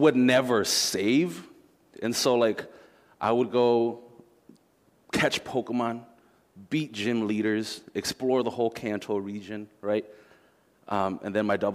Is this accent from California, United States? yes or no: no; Minneapolis–Saint Paul, Minnesota, United States; I grew up here in the Twin Cities